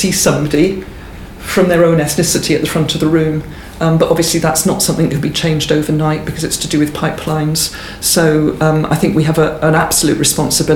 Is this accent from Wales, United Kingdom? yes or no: yes; Swansea, Wales, United Kingdom; I grew up in Swansea in South Wales.